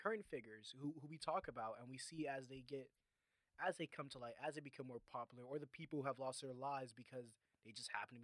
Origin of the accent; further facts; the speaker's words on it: Miami/Homestead, Florida, United States; moved away as an adult; now in Chicago, United States; my own hometown